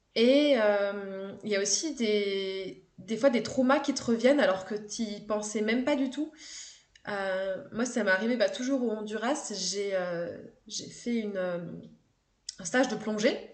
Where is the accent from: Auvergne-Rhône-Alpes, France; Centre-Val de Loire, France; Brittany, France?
Auvergne-Rhône-Alpes, France; Haute-Savoie; j'ai grandi en Haute-Savoie, dans une station de ski